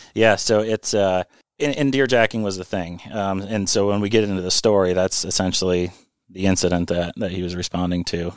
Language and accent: English; Vermont, United States; also born or lived in New York; I'm a native Vermonter. I, I've um, you know I grew up in Vermont, went to school in New York